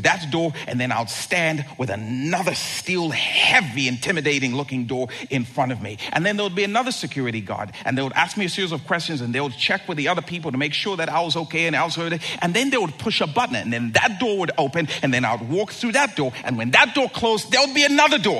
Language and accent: English; Zambia; moved away; I grew up in Zambia, and at our home, we had a brick wall that surrounded the entire property